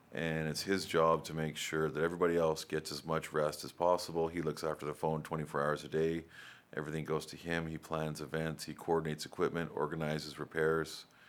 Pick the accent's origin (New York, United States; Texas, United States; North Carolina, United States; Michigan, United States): North Carolina, United States; Raleigh; I grew up in Raleigh